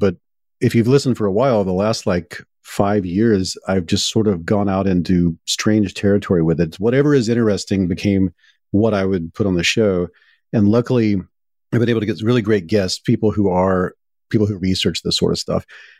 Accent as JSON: {"language": "English", "region": "Deep South", "country": "United States", "said": "And I come from the Deep South, and when I was a print journalist"}